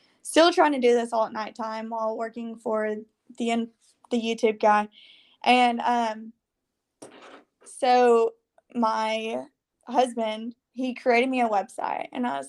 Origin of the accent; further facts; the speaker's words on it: Arkansas, United States; So I grew up in Central Arkansas, and following that went to University of Arkansas